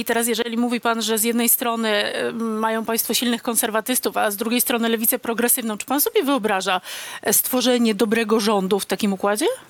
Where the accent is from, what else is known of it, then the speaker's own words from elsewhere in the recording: Silesian Voivodeship, Poland; Też jestem ze Śląska